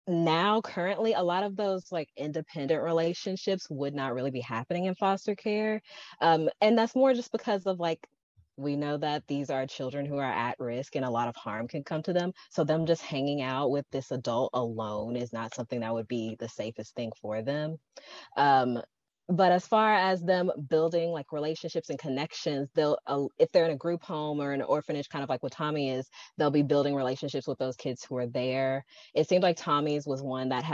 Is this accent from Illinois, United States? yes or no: no; Memphis, Tennessee, United States; I'm from Memphis.